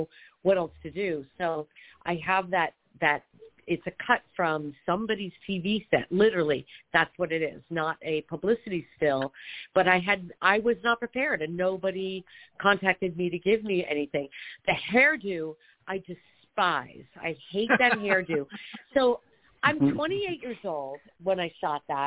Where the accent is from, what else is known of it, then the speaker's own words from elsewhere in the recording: Long Island, New York, United States; I grew up on Long Island in New York